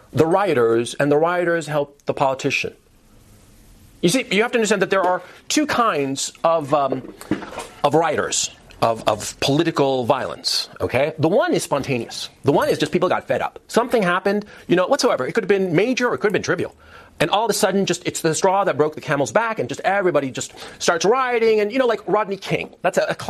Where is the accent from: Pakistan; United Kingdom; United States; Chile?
Chile; I come from Chile. My family's from Chile. We've been in Chile since the 16th century